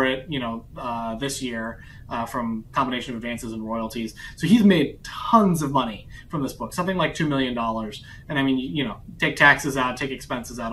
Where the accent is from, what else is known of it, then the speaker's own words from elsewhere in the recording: St. Petersburg, Florida, United States; where I grew up in St. Petersburg